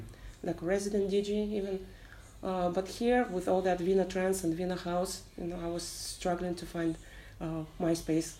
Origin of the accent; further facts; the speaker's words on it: Kazakhstan; moved away as an adult; also born or lived in Vietnam; now in Ho Chi Minh City, Vietnam; I'm from Kazakhstan. I'm uh, a long term expat in Vietnam. It's been almost six years.